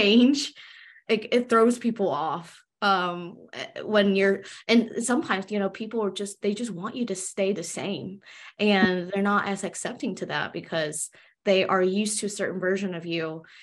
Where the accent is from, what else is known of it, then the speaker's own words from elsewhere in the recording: United States; I'm Chinese American, so I was born and raised in America